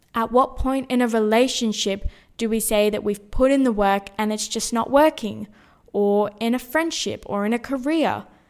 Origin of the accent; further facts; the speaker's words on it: Sydney, New South Wales, Australia; moved away as an adult; also born or lived in Brisbane; now officially back in my hometown, Sydney